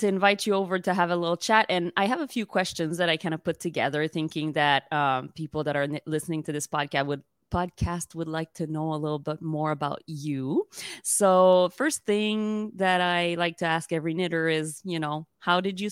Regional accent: Montreal, Quebec, Canada; English is a second language; I'm from Montreal, Quebec. So if my English accent seems to you to be a little bit funky, it's because it is. I'm French-Canadian

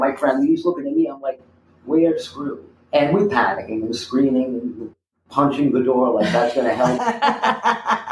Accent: New York City, New York, United States; also born or lived in New Jersey; I grew up on the Lower East Side of New York City in the East Village

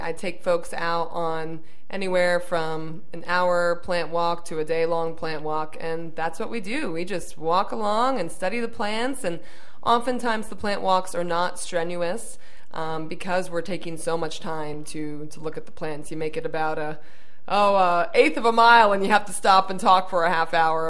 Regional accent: Northeast Pennsylvania, United States; I'm from Northeast Pennsylvania

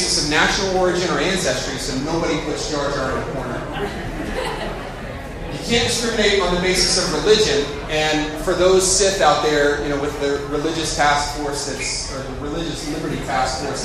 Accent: North Carolina, United States; I'm from North Carolina

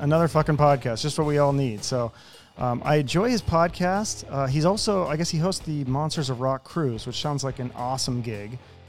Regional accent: Seattle, Washington, United States; No, I'm from Seattle.

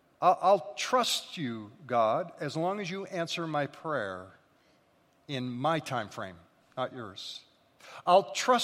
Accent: Scotland, United Kingdom; So again, being Scottish and hungry, those two things are lethal together.

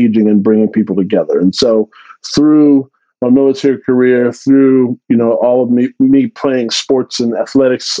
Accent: Texas, United States; now in Central Florida, United States; I grew up in Texas. I grew up in an underserved community in Texas.

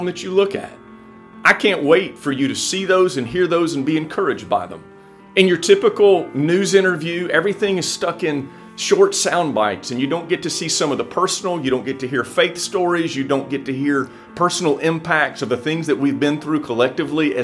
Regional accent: Bay County, Florida, United States; also born or lived in Jacksonville; I am from Bay County. I was born and raised here.

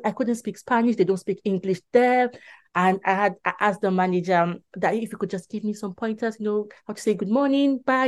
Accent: Nigeria; now in England, United Kingdom; I'm originally from Nigeria, so we still had our Nigerian passport

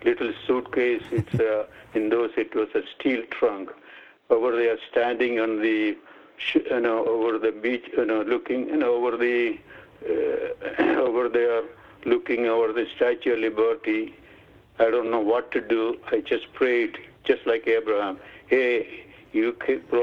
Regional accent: Kerala, India; English is a second language; moved away as an adult; now in United States; I am also from Kerala

